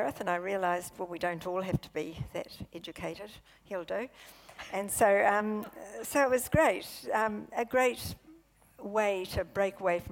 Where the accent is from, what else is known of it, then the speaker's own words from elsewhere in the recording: Invercargill, Southland, New Zealand; moved away as an adult; also born or lived in Palmerston North; I came from Invercargill.